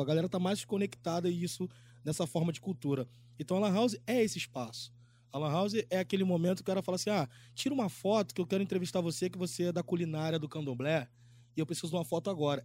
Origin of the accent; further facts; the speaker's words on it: Rio de Janeiro, Brazil; Sou da favela de Antares, zona oeste do Rio de Janeiro, no finalzinho